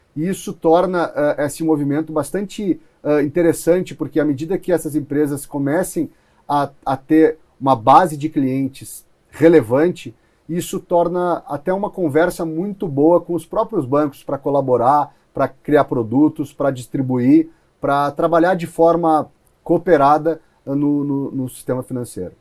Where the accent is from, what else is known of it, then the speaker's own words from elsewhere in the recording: Rio Grande do Sul, Brazil; also born or lived in Palo Alto; now in São Paulo, Brazil; eu sou do Rio Grande do Sul